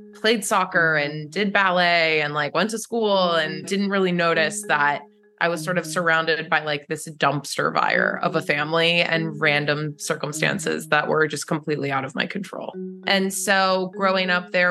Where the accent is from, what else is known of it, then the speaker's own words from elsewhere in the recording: Charleston, West Virginia, United States; now in Los Angeles, United States; I grew up in Charleston, West Virginia, which is Appalachia to a T.